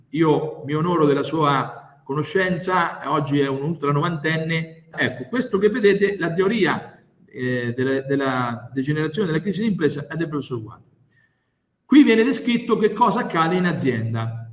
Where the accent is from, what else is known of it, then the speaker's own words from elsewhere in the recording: Grottazzolina, Marche, Italy; vengo dalle Marche, precisamente da Grotta Zolin, che è il paese più bello del mondo